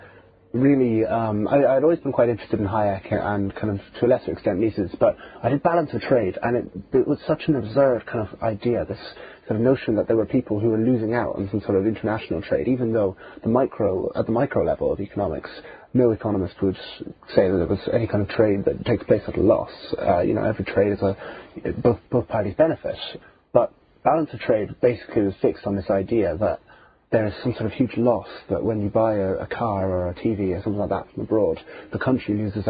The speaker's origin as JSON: {"language": "English", "country": "Ireland", "tie": "born or raised there", "also_born_or_lived": "Cork", "said": "I grew up in Catholic Ireland"}